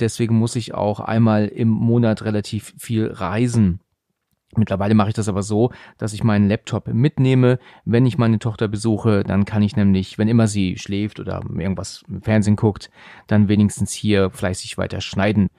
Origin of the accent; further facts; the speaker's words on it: near Frankfurt, Hesse, Germany; also born or lived in Husum, Schleswig-Holstein; ich bin im Juli 1980 in Husum an der Nordsee geboren und bin aber schon seit 1988 in Hessen in der Nähe von Frankfurt